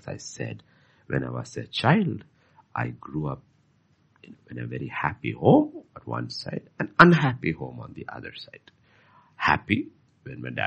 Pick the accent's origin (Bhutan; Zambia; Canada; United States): Bhutan; Bhutan is as beautiful as Switzerland and uncontaminated at those years. So it was, I mean, the life I had as a child was fantastic